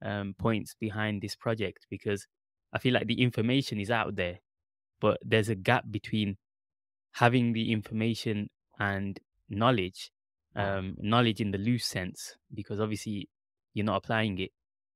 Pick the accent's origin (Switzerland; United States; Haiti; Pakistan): Pakistan; Yeah, I'm also Pakistani.